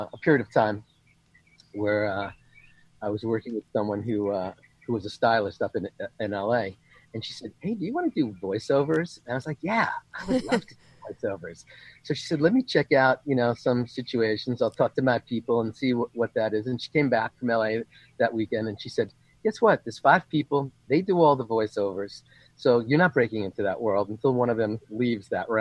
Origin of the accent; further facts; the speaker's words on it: New York, United States; moved away; also born or lived in California; I come from the East Coast, New York. We're all control freaks.